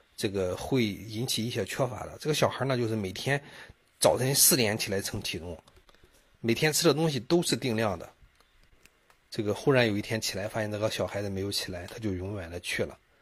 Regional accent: China; 我们中国人的商业模式还是走在了世界的前列的

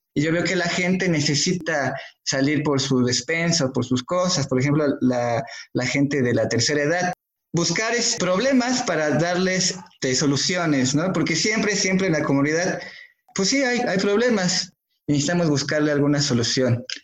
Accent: Mexico; como mexicanos

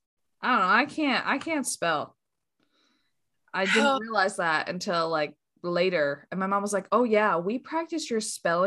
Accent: Michigan, United States; Yeah, so we grew up together in Northern Michigan.

